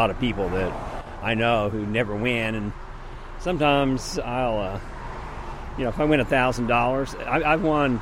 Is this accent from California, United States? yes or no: no; Las Vegas, Nevada, United States; moved away; I was raised in Las Vegas